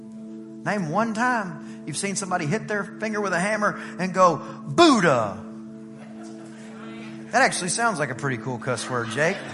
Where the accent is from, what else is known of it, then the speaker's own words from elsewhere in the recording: East Texas, United States; I'm from East Texas